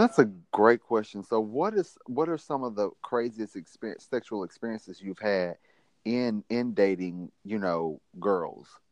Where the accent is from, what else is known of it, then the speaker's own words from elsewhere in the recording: Mississippi, United States; I'm from Mississippi